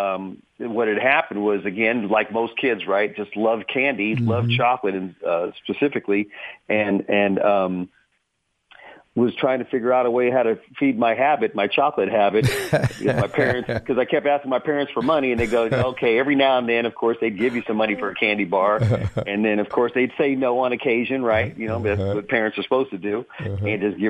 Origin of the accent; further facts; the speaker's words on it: San Jose, California, United States; Born and raised in San Jose Hospital, as a matter of fact, and a graduate of San Jose. So I've never left the city of San Jose for more than a month in 60 years.